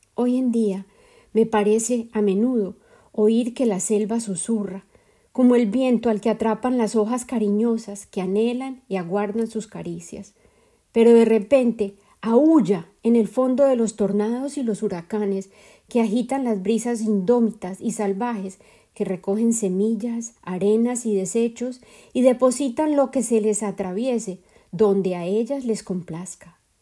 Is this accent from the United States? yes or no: no; Colombia; la vida de mi madre en Colombia, mi país de origen